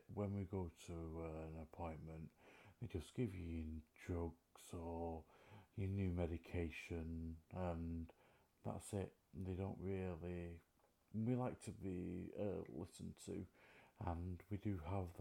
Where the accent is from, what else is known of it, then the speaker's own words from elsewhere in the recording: Manchester, North West England, United Kingdom; I'm from Manchester, England